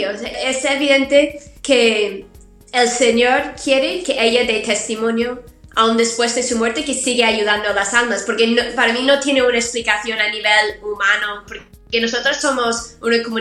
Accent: United States; now in Spain; Yo soy de Estados Unidos.

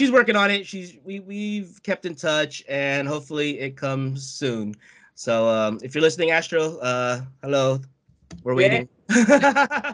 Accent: United States; I'm American, so Filipino American

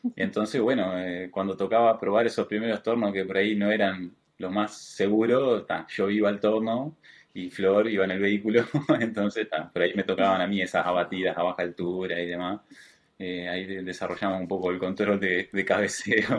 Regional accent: Colonia, Uruguay; moved away as an adult; now in Montevideo, Uruguay; yo soy de Colonia, el departamento de Colonia

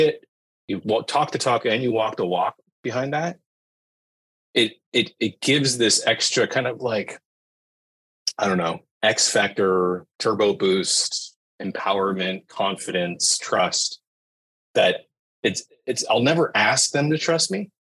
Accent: Northern California, United States; growing up in Northern California

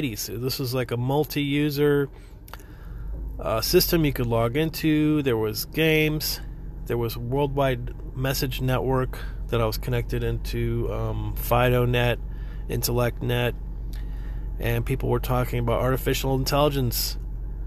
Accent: Florida, United States; moved away as an adult; also born or lived in New York / California; now in Texas, United States; I'm originally from Florida, and I lived in Florida for pretty much until 2000

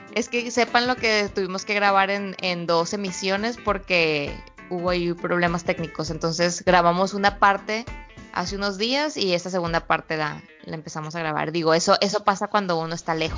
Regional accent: Culiacán, Sinaloa, Mexico; nosotros veníamos de Sinaloa, pues se nos nota por todos lados que somos culichis sinaloenses, este, desde que como hablamos hasta como nos vestimos

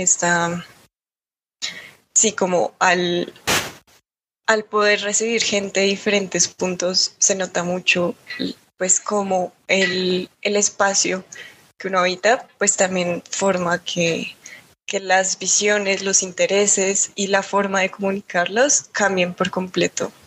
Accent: Bogotá, Colombia; siendo rola, formándome en Bogotá como, em, pues sí, como tan capitalina

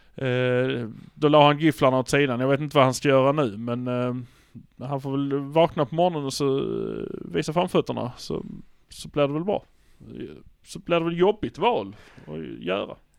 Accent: Malmö, Skåne, Sweden; Vi är från Malmö

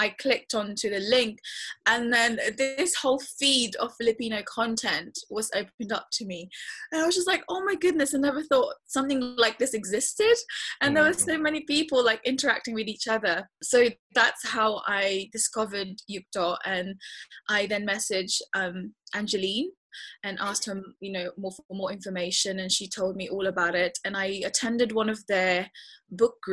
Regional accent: Hastings, South East England, United Kingdom; also born or lived in Philippines; now in London, United Kingdom; we moved in Hastings actually first, and I grew up in Hastings.

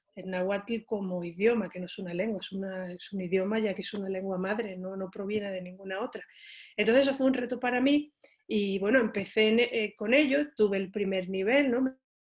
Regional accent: Seville, Andalusia, Spain; moved away as an adult; now in Mexico; soy de Sevilla, es una ciudad ubicada al sur de España.

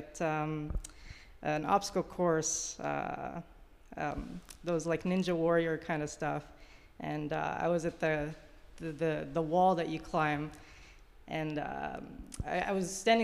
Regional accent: Egypt; moved away; I grew up in Egypt.

